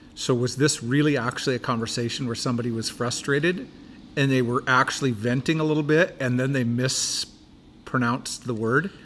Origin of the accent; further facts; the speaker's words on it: Buckley, Washington, United States; I grew up in Buckley, Washington